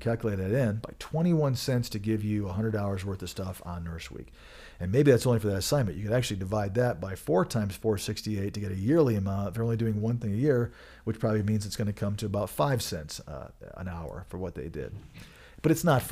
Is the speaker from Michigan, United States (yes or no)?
yes; Michigan, United States; moved away; I am from Michigan originally